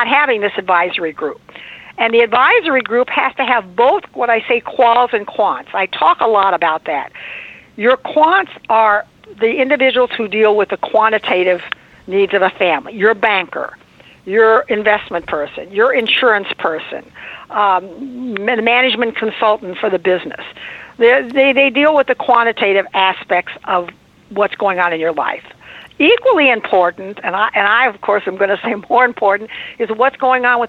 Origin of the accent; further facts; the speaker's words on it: Indiana, United States; now in Beverly Hills, United States; I am originally from Indiana